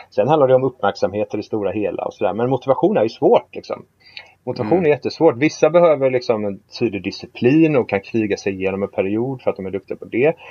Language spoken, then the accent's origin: Swedish; Gothenburg, Västra Götaland, Sweden; vi är ju från Göteborg